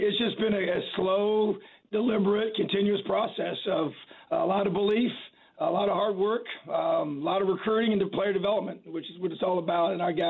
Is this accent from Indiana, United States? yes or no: yes; Indiana, United States; I'm born and raised in Indiana, high school coach in the state for many years